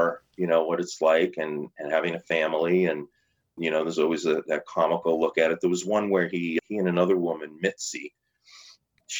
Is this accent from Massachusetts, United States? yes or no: yes; Milton, Massachusetts, United States; I grew up in Milton